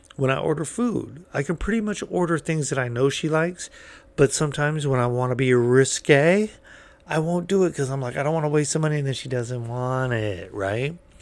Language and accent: English; California, United States; I'm from California